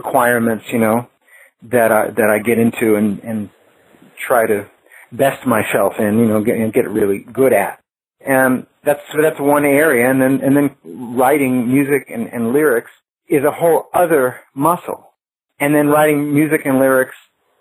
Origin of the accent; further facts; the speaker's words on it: New York, United States; growing up in New York